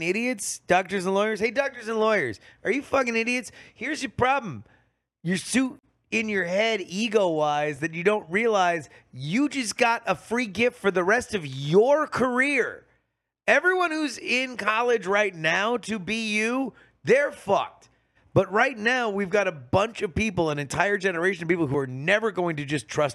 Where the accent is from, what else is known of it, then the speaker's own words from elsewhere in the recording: South Florida, United States; moved away; I grew up in South Florida.